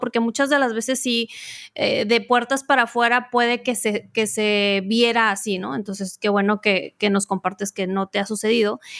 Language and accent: Spanish; Mexico; como diríamos en México